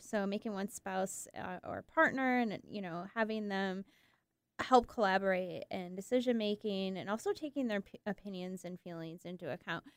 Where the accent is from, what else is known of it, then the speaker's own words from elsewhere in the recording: Michigan, United States; moved away; I'm, I'm from Michigan, and actually my partner is too